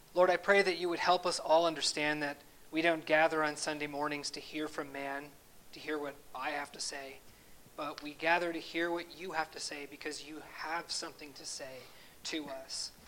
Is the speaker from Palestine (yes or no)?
no; Canada; as a Canadian, although I'm a dual citizen, I grew up in Canada